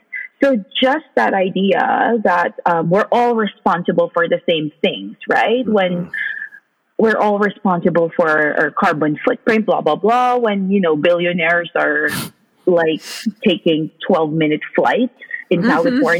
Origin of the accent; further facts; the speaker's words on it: Philippines; now in Canada; identify myself as a migrant. And the idea, I think one of the first things that I reckoned with when I moved countries from the Philippines, the global south, to, you know, a very much more progressive country such as Canada